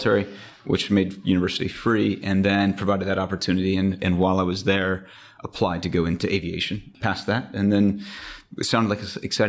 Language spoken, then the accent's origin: English; Wisconsin, United States; moved away as an adult; also born or lived in Dubai / Jamaica; now in Switzerland; So I'm an American, grew up in the United States in the state of Wisconsin on a dairy farm